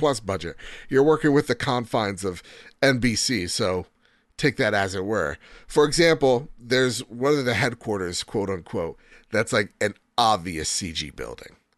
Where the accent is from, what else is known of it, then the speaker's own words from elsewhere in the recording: United States; I'm American